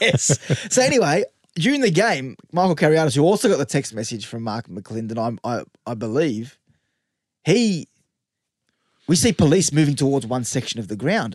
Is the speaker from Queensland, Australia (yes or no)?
no; Western Sydney, New South Wales, Australia; I'm from the West